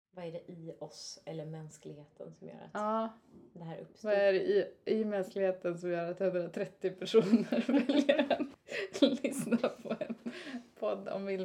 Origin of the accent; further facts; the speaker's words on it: Falköping, Västra Götaland, Sweden; Jag är från Falköping.